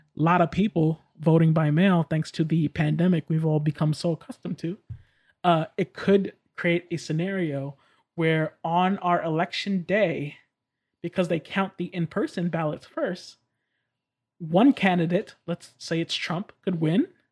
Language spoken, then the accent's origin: English; New York, United States; moved away; I'm from New York.